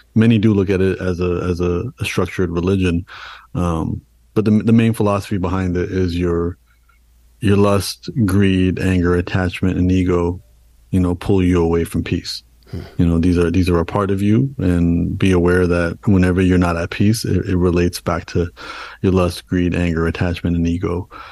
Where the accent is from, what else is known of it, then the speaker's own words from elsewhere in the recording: Canada; being born and raised in Canada, my parents came to Canada and then I was born in Canada.